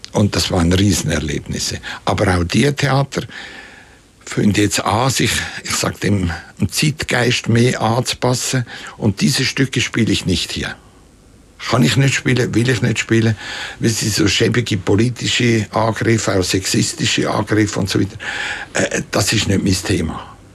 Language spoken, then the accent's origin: German; Kaltbrunn, St. Gallen, Switzerland; Und da gab es damals in, der, in, dem Dorf, wo ich aufgewachsen bin, Kaltbrunn hat das geheißen. Heißt heute noch.